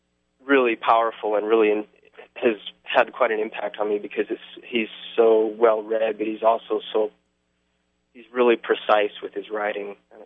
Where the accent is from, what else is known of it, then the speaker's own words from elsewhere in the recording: South Dakota, United States; But plus, you know, I grew up in the upper Midwest, you know, I grew up in South